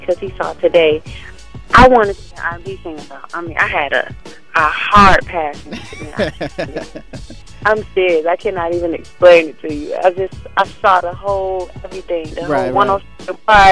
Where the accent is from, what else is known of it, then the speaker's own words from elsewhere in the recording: Saginaw, Michigan, United States; I'm from Saginaw, Michigan. I'm the youngest of five. Grew up in the hood.